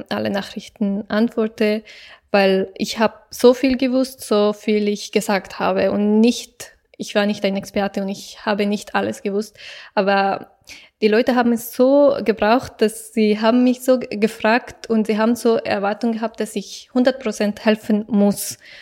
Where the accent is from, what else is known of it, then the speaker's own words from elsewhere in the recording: Afghanistan; German is a second language; now in Germany; es ist mein Land